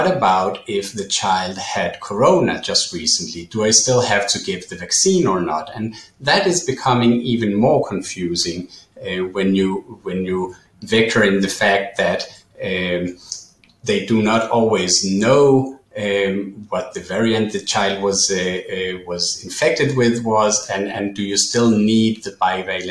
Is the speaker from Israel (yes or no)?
yes; Israel; in my home country, in Israel